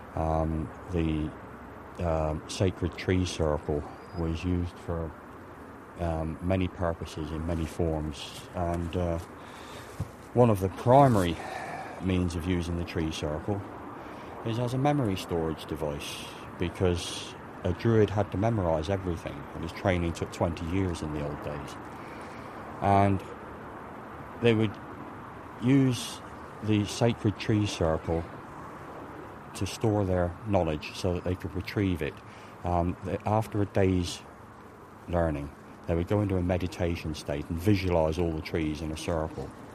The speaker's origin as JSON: {"language": "English", "area": "Cornwall", "region": "South West England", "country": "United Kingdom", "moved": "as an adult", "lives_now": "Ireland", "said": "I'm a Cornishman. I'm not English. I came over from Cornwall about 12 years ago"}